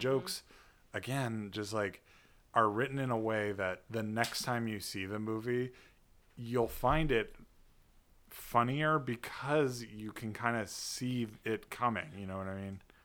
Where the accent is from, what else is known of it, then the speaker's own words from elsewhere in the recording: United States; an American who is not a Buddhist